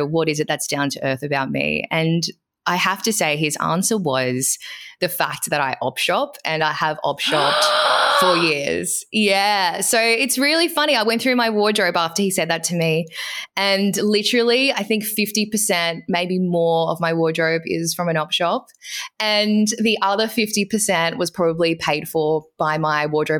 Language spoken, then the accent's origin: English; Adelaide, South Australia, Australia; moved away as an adult; also born or lived in Gold Coast / Brisbane / Melbourne; actually I was from Adelaide